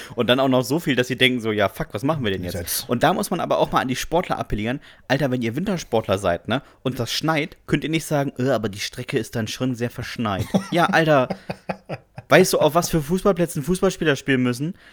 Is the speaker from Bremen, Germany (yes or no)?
yes; Bremen, Germany; Ich komme aus Bremen